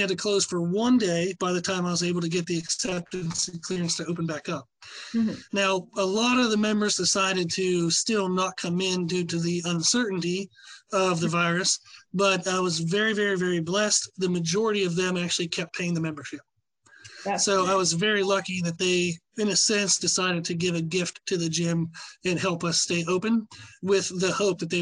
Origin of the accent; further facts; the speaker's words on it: Pennsylvania, United States; moved away; But where I grew up in Pennsylvania was a really small town